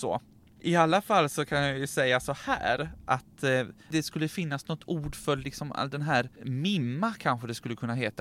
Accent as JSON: {"language": "Swedish", "country": "Sweden", "said": "vi svenskar"}